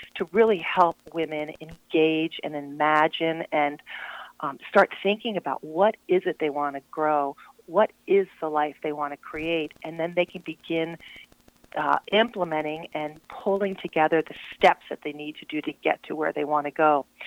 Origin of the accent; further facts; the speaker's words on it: Glen Arm, Maryland, United States; also born or lived in Vermont; from Baltimore, Baltimore County, um, Glen Arm, north of Towson